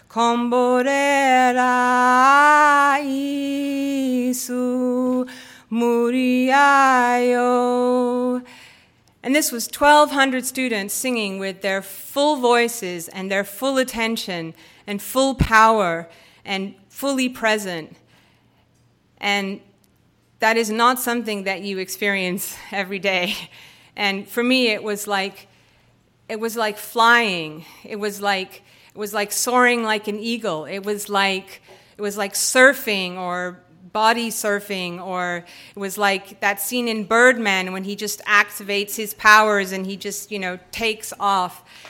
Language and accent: English; United States; as an American, h, eighteen-year-old high school student, being in South Africa